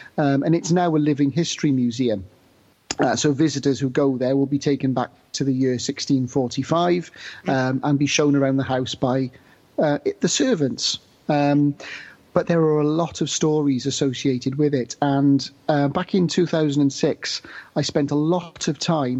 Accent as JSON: {"language": "English", "town": "Newport", "region": "Wales", "country": "United Kingdom", "tie": "born or raised there", "said": "I grew up in Newport in South Wales"}